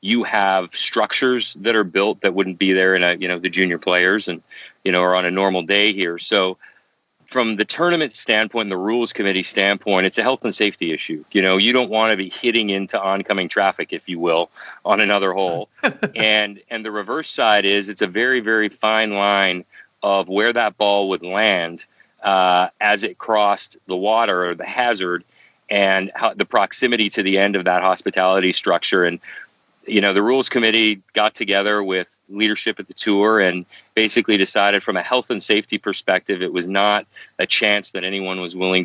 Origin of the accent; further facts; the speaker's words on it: Canada; as a Canadian